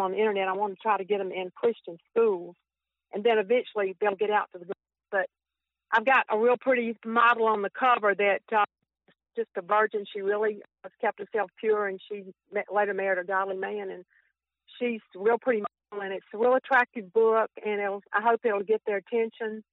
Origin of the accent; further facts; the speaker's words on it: Mobile, Alabama, United States; also born or lived in Birmingham, Alabama; I'm a from Mobile, Alabama.